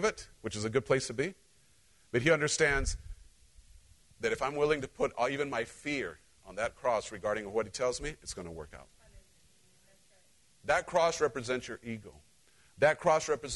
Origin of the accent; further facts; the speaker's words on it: Cholula, Puebla, Mexico; moved away; I grew up in Central Mexico